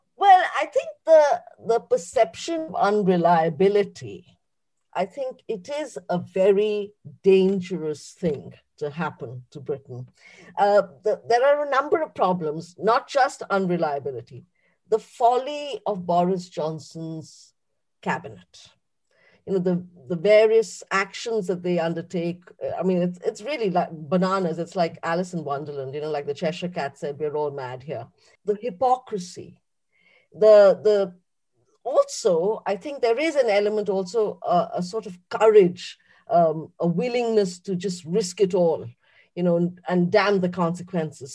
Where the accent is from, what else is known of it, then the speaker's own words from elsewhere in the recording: India; moved away as an adult; now in United Kingdom; someone who was born and bred in India, but is British now.